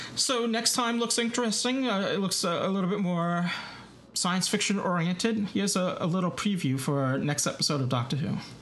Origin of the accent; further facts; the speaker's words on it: New York, United States; accent: New York; my New York accent